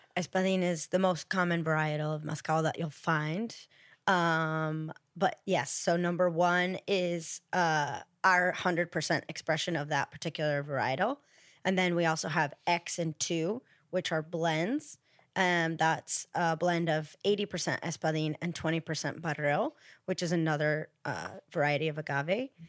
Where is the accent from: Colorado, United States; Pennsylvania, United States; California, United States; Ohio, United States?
Ohio, United States; now in Los Angeles, United States; I'm from Ohio originally